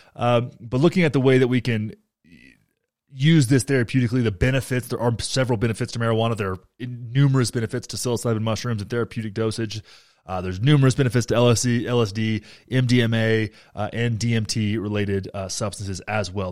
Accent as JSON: {"language": "English", "town": "Graham", "region": "Texas", "country": "United States", "tie": "born or raised there", "moved": "yes", "said": "my hometown of Graham, Texas"}